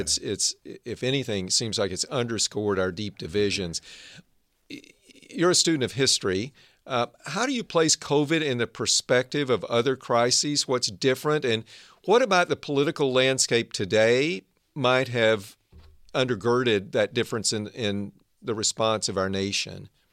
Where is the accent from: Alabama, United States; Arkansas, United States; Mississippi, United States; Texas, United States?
Arkansas, United States; also born or lived in Northern California; now in California, United States; I grew up in Arkansas. Now I live and work in the innovation heartland of Northern